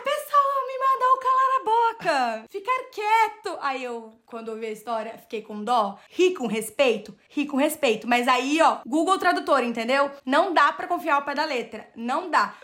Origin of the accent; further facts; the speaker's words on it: Brazil; moved away as an adult; now in Ireland; Nós somos brasileiros